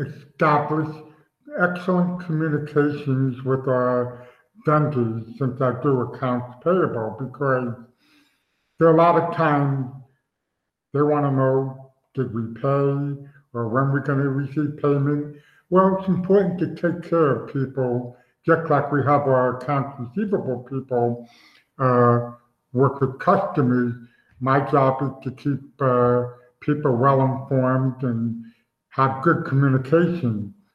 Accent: New York, United States; as I mentioned, I'm from New York area, so I don't like the Cowboys.

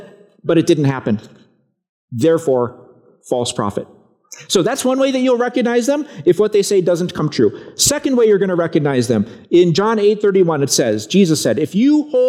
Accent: Broken Arrow, Oklahoma, United States; When I was a kid, I grew up in Broken Arrow, Oklahoma.

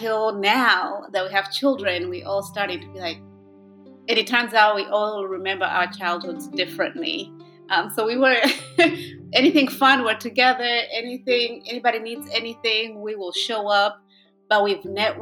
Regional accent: Uganda; also born or lived in Rwanda; now in Michigan, United States; I live in Michigan, but I'm originally from Rwanda and grew up in Uganda as well

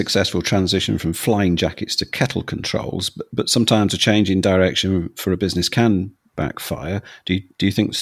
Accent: London, United Kingdom; now in Bolton, United Kingdom; I'm from London, where the water is hard

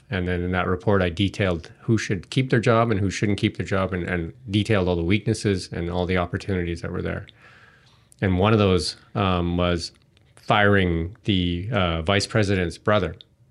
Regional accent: Edmonton, Alberta, Canada; I came from Edmonton

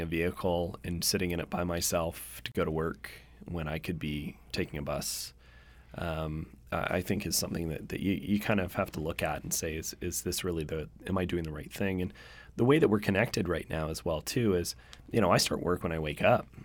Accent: Victoria, British Columbia, Canada; now in Vancouver, Canada; I grew up in Victoria, and when I grew up in Victoria

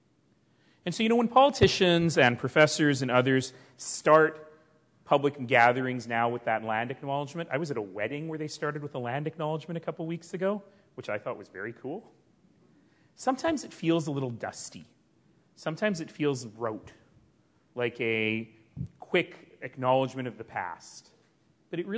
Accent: Calgary, Alberta, Canada; The Blackfoot call the place I come from Mokinstis, the elbow, the place where two rivers meet

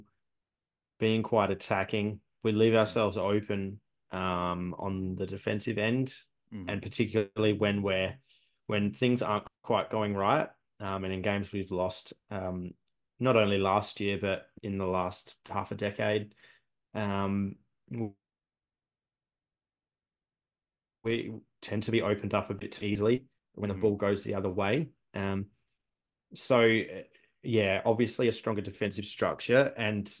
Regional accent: Adelaide, South Australia, Australia; I'm a punter from Adelaide who spectates every couple of weeks

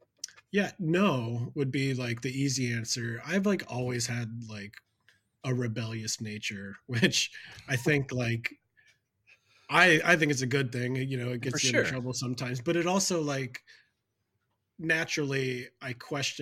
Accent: Lancaster, Pennsylvania, United States; also born or lived in Florida / Virginia; When I was about 10, we moved to where I live in Pennsylvania

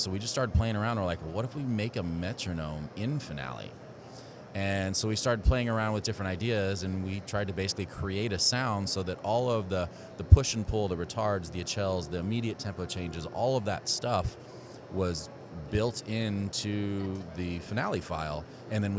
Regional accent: Houston, Texas, United States; growing up in the Houston area, going to Westfield High School and then the University of Houston

